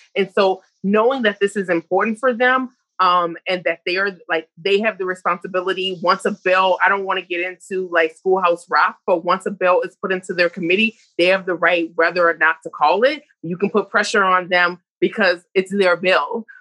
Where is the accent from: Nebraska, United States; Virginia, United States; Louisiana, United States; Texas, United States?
Louisiana, United States; New Orleans; I'm from the South, and people say people from the South talk really fast, but I'm from New Orleans, or real slow, but I'm from New Orleans, but we talk real fast